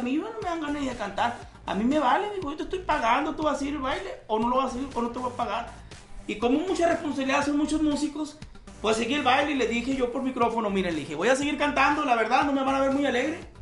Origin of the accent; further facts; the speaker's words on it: Hermosillo, Sonora, Mexico; yo soy de Hermosillo, Sonora, México